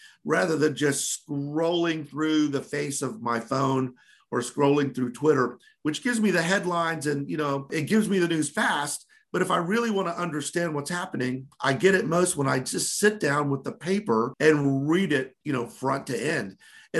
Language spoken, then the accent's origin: English; Orlando, Florida, United States; came back home to my hometown paper, the Orlando Sentinel